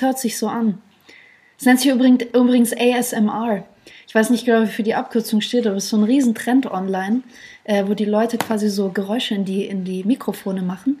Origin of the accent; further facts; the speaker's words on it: Germany; Ich bin Deutsche, mhm. Äh, äh, habe äh, russische Wurzeln